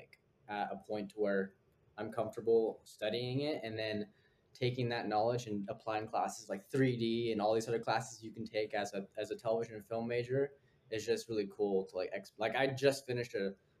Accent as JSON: {"language": "English", "town": "Fresno", "region": "California", "country": "United States", "tie": "born or raised there", "moved": "as an adult", "lives_now": "New York City, United States", "said": "I grew up in Fresno"}